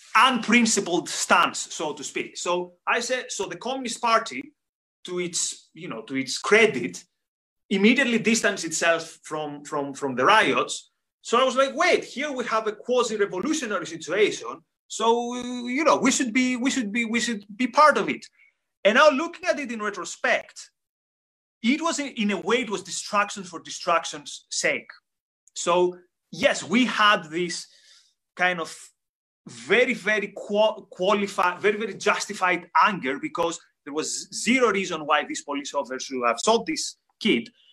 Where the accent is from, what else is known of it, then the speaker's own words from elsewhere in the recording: Greece; I come from Greece